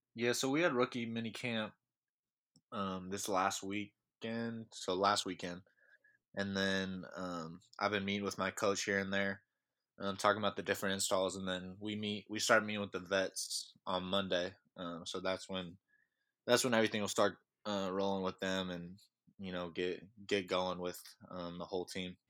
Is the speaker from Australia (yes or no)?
no; Sacramento, California, United States; I'm from Sacramento, California, so I'm up in Northern California